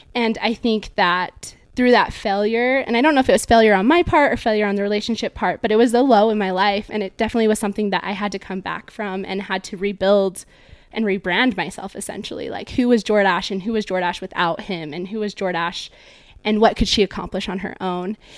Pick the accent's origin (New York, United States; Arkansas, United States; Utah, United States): Utah, United States; Draper; also born or lived in California; I was born in California, and I moved to Draper, Utah, where I grew up with my family